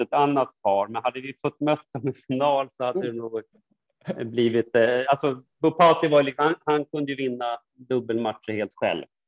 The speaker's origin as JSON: {"language": "Swedish", "town": "Stockholm", "region": "Stockholm County", "country": "Sweden", "said": "hem är ju alltid Stockholm liksom och Sverige"}